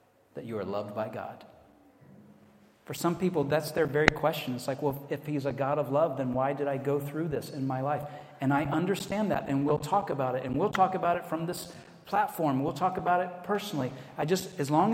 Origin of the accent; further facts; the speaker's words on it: Atlanta, Georgia, United States; accent: American; moved away as an adult; also born or lived in Virginia; now in Edinburgh, United Kingdom; I say, I'm from Atlanta in the States